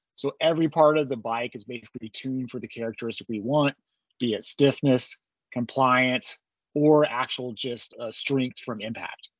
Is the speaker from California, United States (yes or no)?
no; Amarillo, Texas, United States; Grew up in Texas, primarily in the Panhandle of Texas, around Amarillo